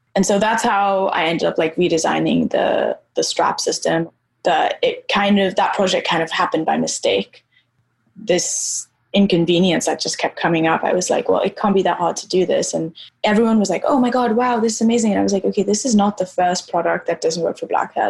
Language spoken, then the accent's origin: English; Nairobi, Kenya; I grew up, so I grew up in Nairobi, I grew up in Kenya